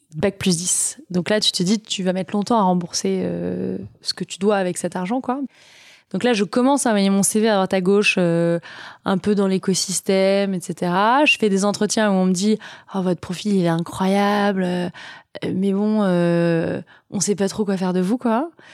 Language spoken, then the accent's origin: French; Vichy, Auvergne-Rhône-Alpes, France; also born or lived in Moulins; Je suis née à Moulins et j'ai grandi à Vichy